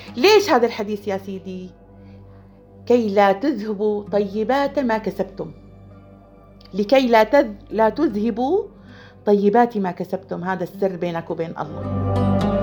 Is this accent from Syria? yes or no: yes; Mleiha, Rif Dimashq, Syria; بلدتنا طريق بتفوت فيه على المليحة